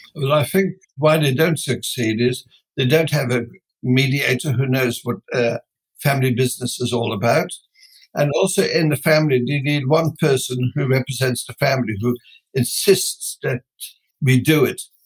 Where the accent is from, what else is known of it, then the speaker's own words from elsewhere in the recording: Netherlands; moved away as an adult; now in Australia; I came originally from Holland